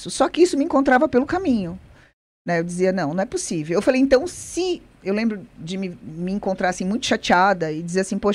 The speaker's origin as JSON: {"language": "Portuguese", "region": "São Paulo", "country": "Brazil", "tie": "born there", "said": "nasci em São Paulo"}